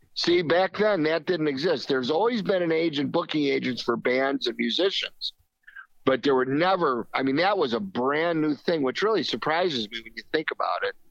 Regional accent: Chicago, Illinois, United States; growing up in Chicago in the '50s, '60s

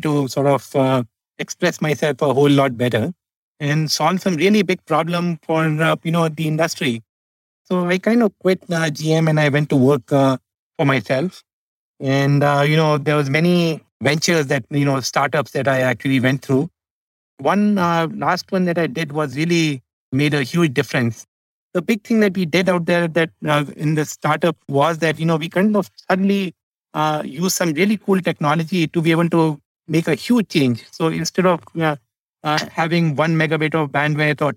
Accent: India; I grew up in India

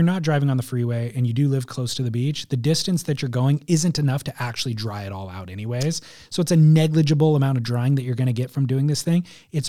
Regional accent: California, United States; I'm 55. I grew up surfing in Southern California.

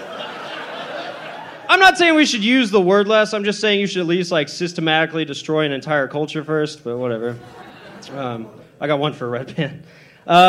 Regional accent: Corpus Christi, Texas, United States; I'm from Corpus.

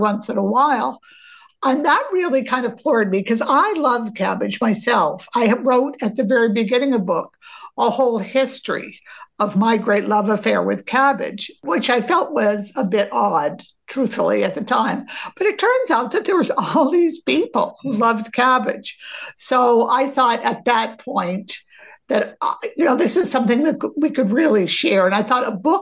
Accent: Maine, United States; we grew up in Maine

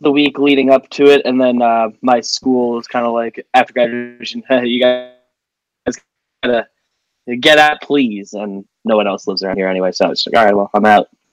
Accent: Northeast New Jersey, United States; Northeast New Jersey is the the easiest way to describe. I'm like ten minutes from the George Washington Bridge outside Manhattan and stuff

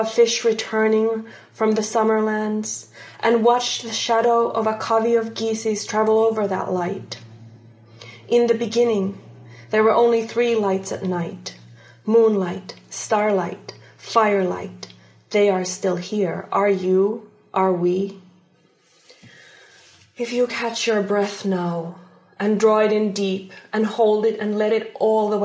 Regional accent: Finland; English is a second language; also born or lived in Palestine (ancestry); now in Washington, United States; I was born and raised in the subarctic taiga and by the subarctic taiga in Finland.

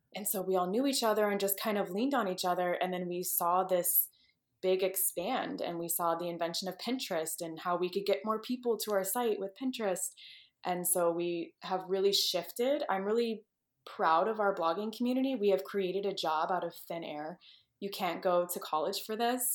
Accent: Texas, United States; moved away as an adult; also born or lived in California / Midwest; I grew up in Texas, born and raised

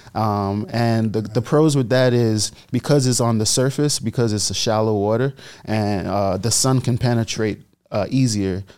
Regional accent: Bahamas; moved away; I was born and raised in the Bahamas, which my country loved.

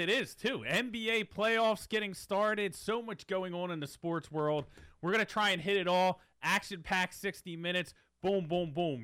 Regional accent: Philadelphia, Pennsylvania, United States; we're from Philadelphia

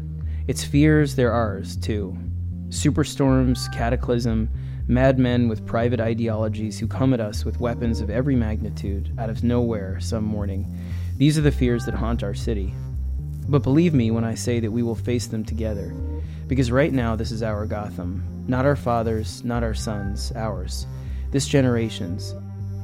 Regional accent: New York, United States; growing up in New York in the 80s

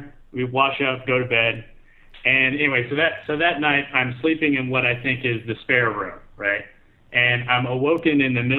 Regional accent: Texas, United States; moved away as an adult; also born or lived in Japan; I'm Texan.

